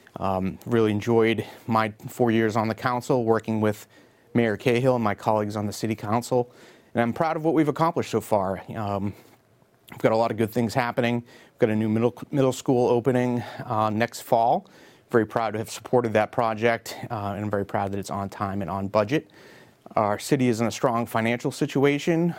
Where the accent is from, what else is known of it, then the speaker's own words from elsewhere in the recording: Beverly, Massachusetts, United States; I grew up in Beverly, attended Beverly Public Schools, and graduated from Beverly High School in the class of ninety-five